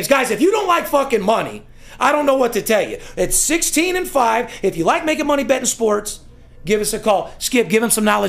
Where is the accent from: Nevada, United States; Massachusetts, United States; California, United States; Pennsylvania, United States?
Nevada, United States; Las Vegas; You got to love my city. Listen. Yep. Born and raised in Las Vegas.